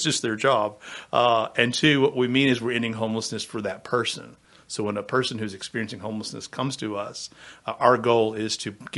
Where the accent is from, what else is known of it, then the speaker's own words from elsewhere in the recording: Plant City, Florida, United States; also born or lived in Gainesville; I grew up in Plant City, down between Tampa and Lakeland